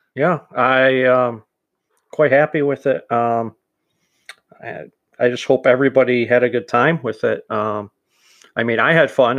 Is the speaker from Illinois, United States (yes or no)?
yes; Chicago, Illinois, United States; I was born in Chicago